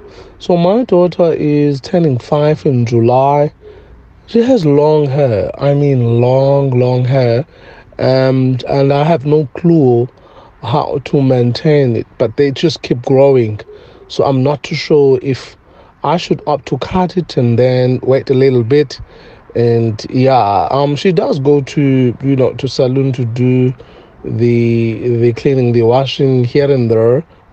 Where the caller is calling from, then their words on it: Cape Town, Western Cape, South Africa; I'm calling from Cape Town.